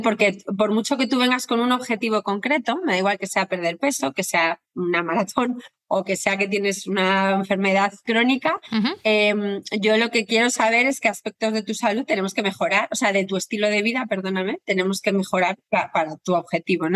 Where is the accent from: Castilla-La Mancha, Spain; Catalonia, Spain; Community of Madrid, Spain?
Community of Madrid, Spain; Torrelodones; moved away as an adult; now in Madrid, Spain; yo soy de Torrelodones, aunque vivo en Madrid